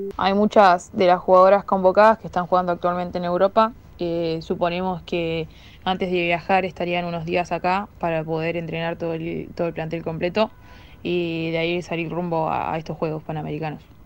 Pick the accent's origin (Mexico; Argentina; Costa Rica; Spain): Argentina; Mendoza; moved away; also born or lived in Maipú, Mendoza; yo soy de Mendoza, eh, jugaba en Maipú y pude tener a toda mi familia ahí en la tribuna